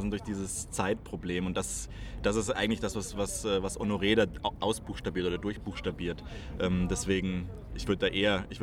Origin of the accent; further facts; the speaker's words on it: France; um da jetzt als Franzose antworten zu können